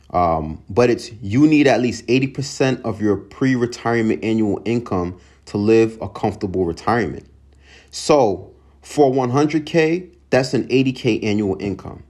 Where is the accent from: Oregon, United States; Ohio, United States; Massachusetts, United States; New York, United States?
New York, United States; Long Island; moved away; I'm from Long Island originally, grew up.